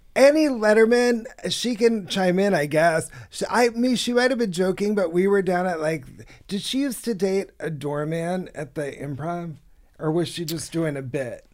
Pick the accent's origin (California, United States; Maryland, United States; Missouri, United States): California, United States; Inland Empire; moved away as an adult; also born or lived in New York; I'm from, uh, L A originally. I'm from the Inland Empire, but I lived in New York for about ten or twelve years